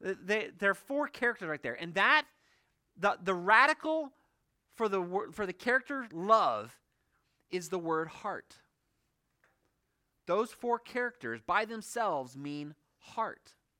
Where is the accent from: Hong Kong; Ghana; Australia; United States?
Hong Kong; For those of you who don't know, I grew up in Hong Kong. I have this affinity towards Chinese.